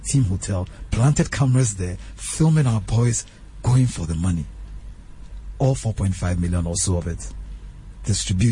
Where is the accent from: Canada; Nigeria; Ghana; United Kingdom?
Ghana; we're from Ghana